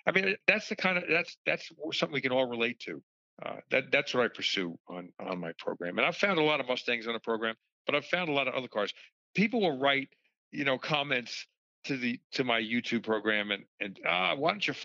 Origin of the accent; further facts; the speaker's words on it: Long Island, New York, United States; I grew up on Long Island